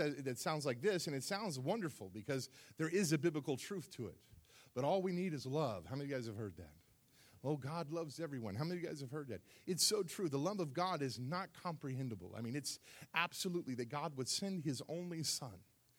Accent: South Florida, United States; moved away; I grew up in South Florida

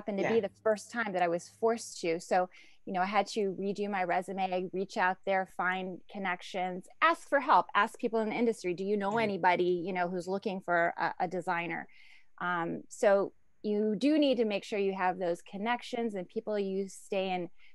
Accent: Ohio, United States; moved away as an adult; now in New York, United States; growing up in Ohio

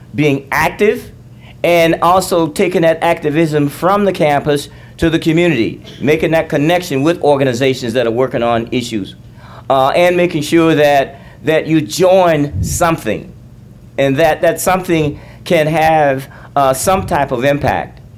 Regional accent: Alabama, United States; I grew up in Alabama

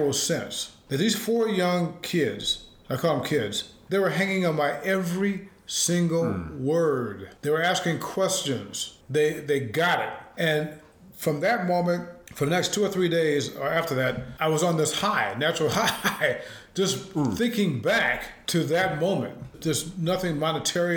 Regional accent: South Bend, Indiana, United States; growing up in South Bend, Indiana, my mom and dad each had 9 brothers and sisters

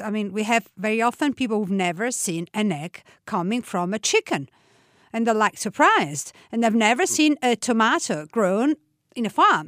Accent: Tuscany, Italy; now in Umbria, Italy; I was born in Tuscany, from a half Tuscanian, half, uh, Roman family. I live in Umbria

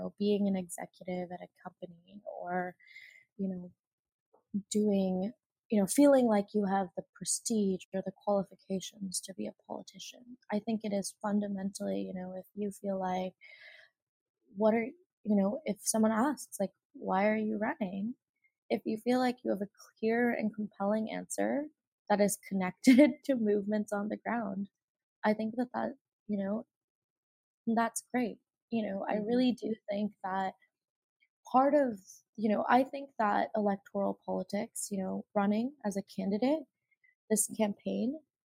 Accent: Mississauga, Ontario, Canada; now in Toronto, Canada; I grew up in Mississauga, where, you know, it was predominantly people of color

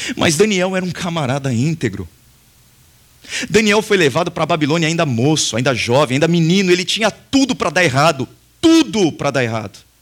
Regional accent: Brazil; nós fazemos parte desse povo, nós somos brasileiros

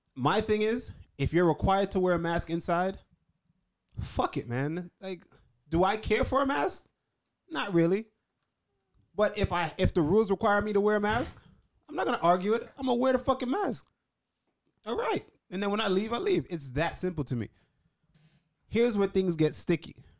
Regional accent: New York, United States; being a New Yorker

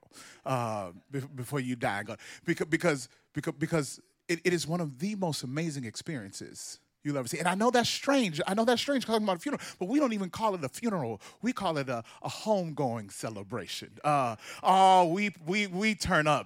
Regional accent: Mississippi, United States; I grew up in Mississippi, a black boy from Mississippi

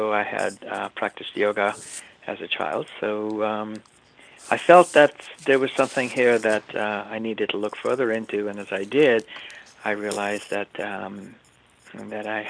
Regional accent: India; moved away as an adult; now in United States; I was born in India, and I grew up there, went to school there, actually went to an English boarding school. I moved here to go to college

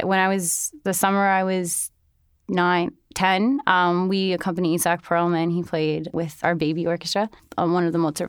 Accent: New York City, New York, United States; also born or lived in Holland, Michigan / Arizona / Colorado; I was born in Holland, Michigan, and I lived there until I was about 2.5 or 3, and then I moved around a bit. I moved to Arizona and then Colorado, and then I moved to New York City finally when I was 9.

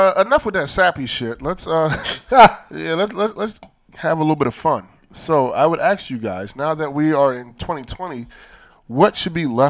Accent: Nigeria; being a Nigerian man

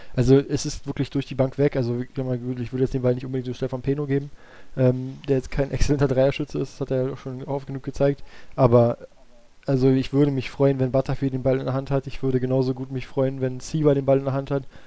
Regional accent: Berlin, Germany; für mich als Berliner

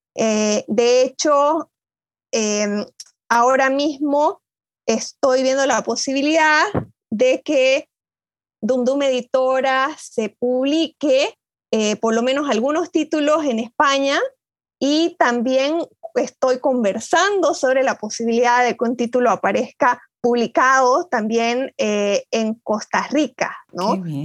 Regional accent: Bolivia; moved away as an adult; also born or lived in Buenos Aires, Argentina; now in Ithaca, United States; me fui de Bolivia hace muchos años, ya hace más de 10 años que vivo en, en Ítaca, en, los Estados Unidos

